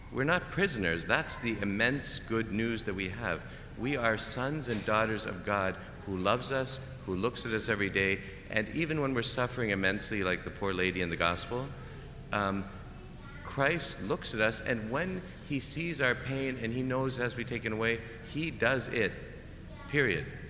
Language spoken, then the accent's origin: English; Canada; moved away; I'm Canadian. We play hockey. I did not understand football really until I came here